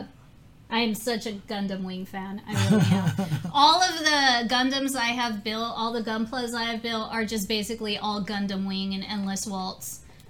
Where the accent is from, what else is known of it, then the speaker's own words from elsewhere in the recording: Los Angeles, California, United States; I grew up in Little Tokyo in Chinatown